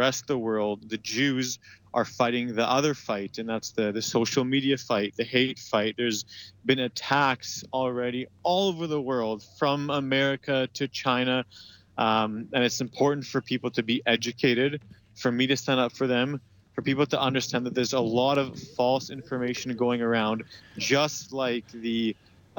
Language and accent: English; Calgary, Alberta, Canada; moved away as an adult; also born or lived in Israel; now in New York, United States; I grew up in Calgary